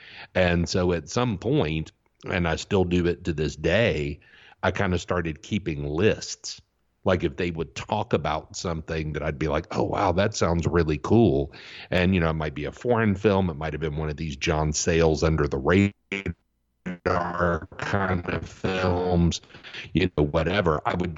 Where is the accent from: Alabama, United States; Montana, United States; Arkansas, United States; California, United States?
Alabama, United States; Auburn; you know, I grew up in Auburn, Alabama, where Auburn University is located. And so it was different than your typical southern town because, you know, you had an international faculty, students from all over the country.